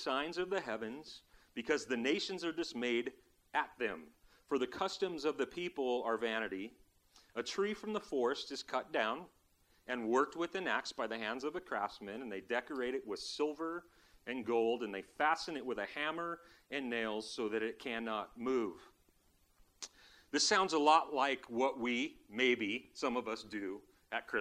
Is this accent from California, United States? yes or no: yes; Southern California, United States; When I was a kid, we grew up in Southern California.